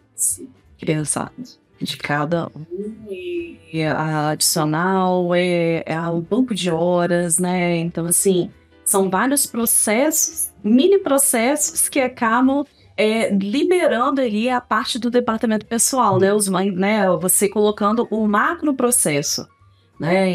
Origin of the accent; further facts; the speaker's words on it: Pancas, Espírito Santo, Brazil; also born or lived in Vitória; Nasci em Pancas. Na verdade, eu nasci em Vitória e fui para Pancas com uhum. seis anos, né?